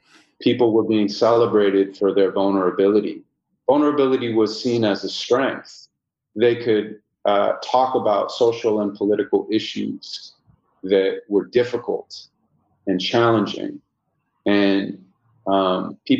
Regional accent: Santa Monica, California, United States; I was born and raised in Santa Monica, California

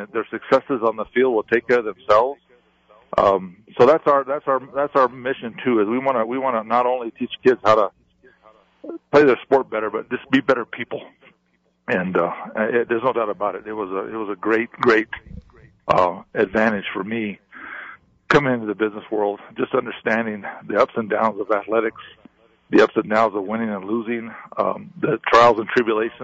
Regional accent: Corrales, New Mexico, United States; we grew up in Corrales

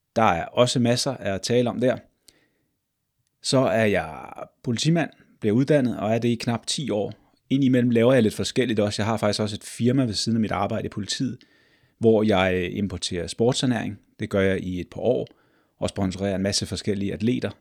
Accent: Glostrup, Capital Region of Denmark, Denmark; jeg er født og opvokset i Glostrup.

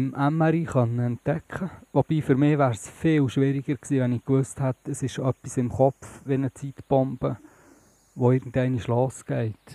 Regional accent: Bern, Switzerland; Ich komme von Bern, von der Stadt selber.

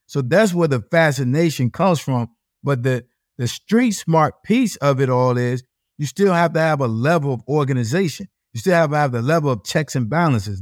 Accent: Norfolk, Virginia, United States; I'm from Norfolk, Virginia

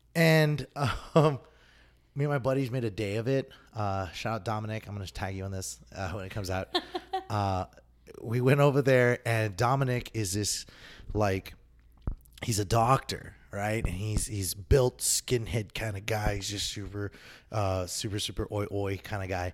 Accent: El Paso, Texas, United States; moved away; I'm originally from El Paso, Texas

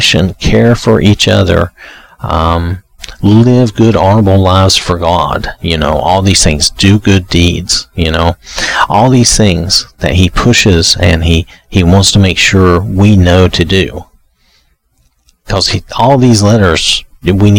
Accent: the South, United States; I'm from the South

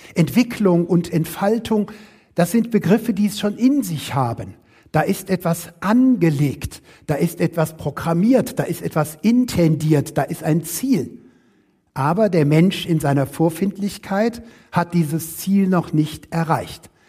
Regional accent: Rhineland, Germany; Ich selber komme weder aus Württemberg, wie es eben schon anklang, ich komme aus dem Rheinland

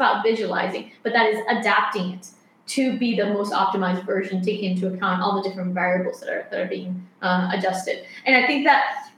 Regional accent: Colombia; moved away; I studied architecture back in Colombia, because I'm from Colombia.

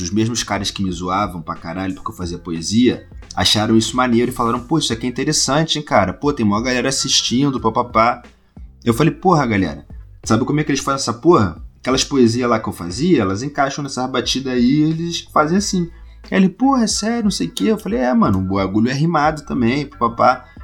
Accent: Rio de Janeiro, Brazil; Hoje em dia eu moro num bairro ao lado do Meier, ainda na Zona Norte é perto, mas eu cresci no Meier, tá ligado?

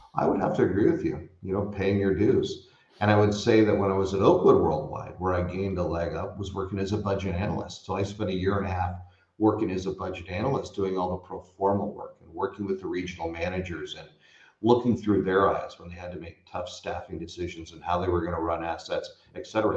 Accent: Bay Area, California, United States; I grew up in the Bay Area

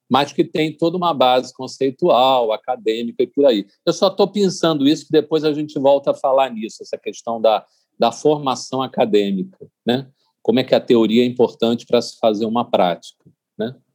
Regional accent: Rio de Janeiro, Brazil; now in Bahia, Brazil; Eu saí do Rio e vim para a Bahia, já foi uma mudança radical, há 23 anos atrás, né?

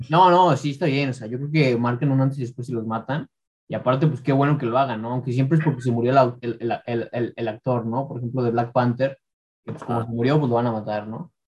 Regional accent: Mexico City, Mexico; now in Ecatepec, Mexico; yo también soy de la Ciudad de México

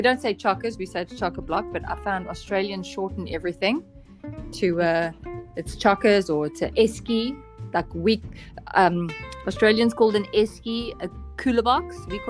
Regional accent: South Africa; moved away; from South Africa.

